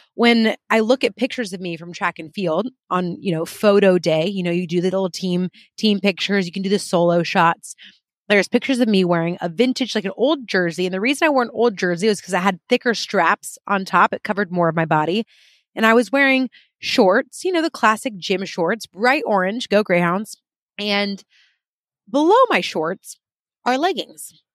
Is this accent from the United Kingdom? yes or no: yes; United Kingdom; I'm very British